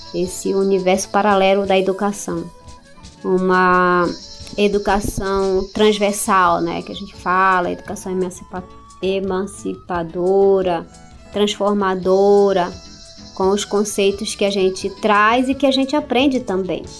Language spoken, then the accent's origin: Portuguese; Santarém, Pará, Brazil; also born or lived in Altamira; A gente parou aqui em Santarém quando eu tinha mais ou menos 6